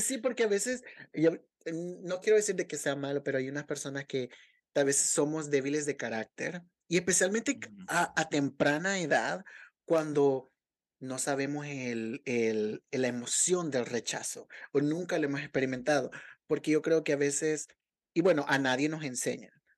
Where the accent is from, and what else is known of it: El Salvador